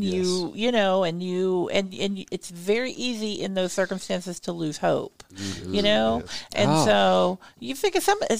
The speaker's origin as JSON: {"language": "English", "region": "Oklahoma", "country": "United States", "said": "I'm from Oklahoma"}